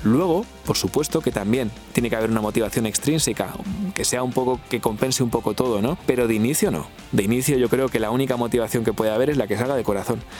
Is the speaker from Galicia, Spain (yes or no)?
no; Valladolid, Castile and León, Spain; moved away; estaba en Valladolid, que es la ciudad donde yo nací